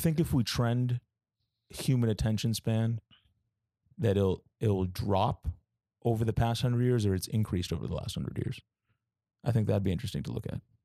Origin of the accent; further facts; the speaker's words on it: Boston, Massachusetts, United States; moved away; also born or lived in New York; I, uh, was born and raised in Boston, Massachusetts